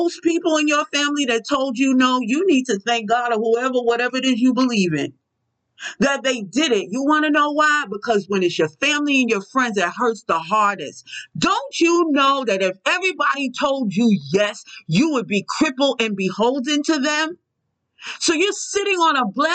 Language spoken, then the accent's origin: English; New York City, New York, United States; I'm from Brooklyn